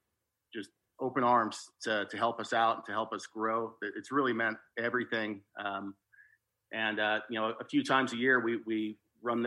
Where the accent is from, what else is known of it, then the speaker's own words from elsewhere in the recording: New Jersey, United States; moved away; I grew up in New Jersey, along the beach down South Jersey